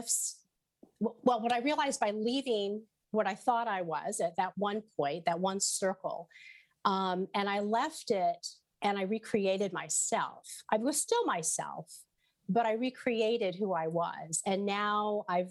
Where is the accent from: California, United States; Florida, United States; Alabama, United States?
California, United States; Southern; now in New Haven, United States; I'm from California